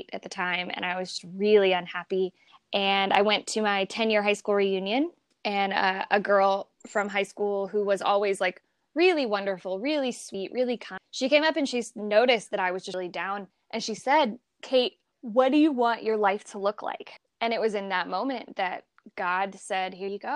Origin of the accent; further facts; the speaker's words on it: Columbia, Missouri, United States; moved away as an adult; also born or lived in Flint, Michigan; now in Florida, United States; I was born and raised in Missouri